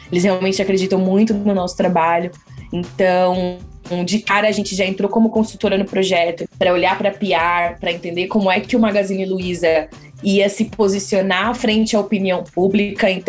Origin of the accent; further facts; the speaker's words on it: São José dos Campos, São Paulo, Brazil; Sou Relações Públicas de formação, tenho 28 anos, sou do interior de São Paulo, de São José dos Campos